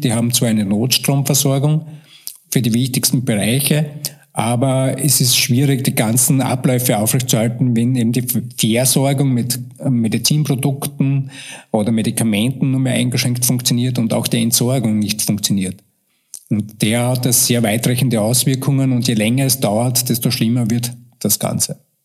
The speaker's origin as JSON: {"language": "German", "country": "Austria", "said": "bei uns in Österreich"}